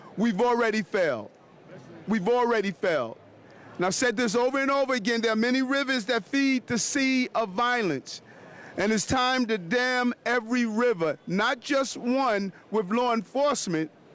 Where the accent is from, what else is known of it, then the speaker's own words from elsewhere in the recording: Detroit, Michigan, United States; moved away; I grew up in Detroit